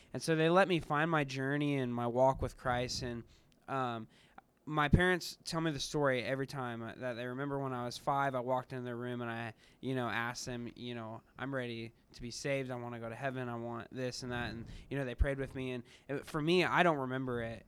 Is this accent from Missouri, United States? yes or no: yes; Kansas City, Missouri, United States; moved away as an adult; now in Ohio, United States; I'm from Kansas City area